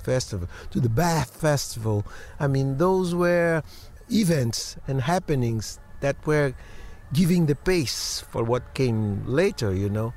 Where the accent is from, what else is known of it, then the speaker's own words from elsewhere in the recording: Bahia, Brazil; in Bahia also, in my hometown